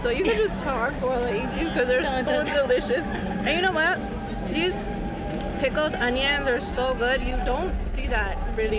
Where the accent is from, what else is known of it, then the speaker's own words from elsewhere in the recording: San Francisco Bay Area, California, United States; Where I live, I'm from the San Francisco Bay Area.